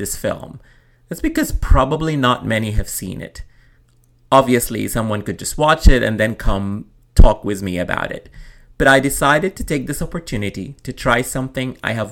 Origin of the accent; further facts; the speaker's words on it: Khartoum, Sudan; my childhood growing up in Khartoum